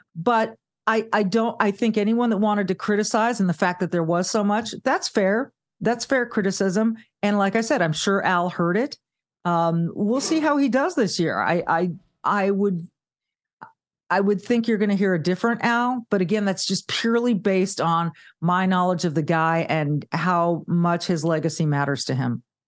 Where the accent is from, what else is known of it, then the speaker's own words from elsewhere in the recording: Southern California, United States; also born or lived in Charlotte, North Carolina; now in Midwest, United States; I grew up in Southern California